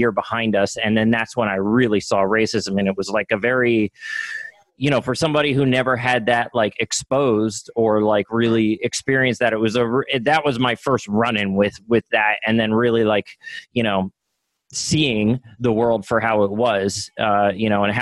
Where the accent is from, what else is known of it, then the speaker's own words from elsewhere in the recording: Tabernacle, New Jersey, United States; I grew up in Tabernacle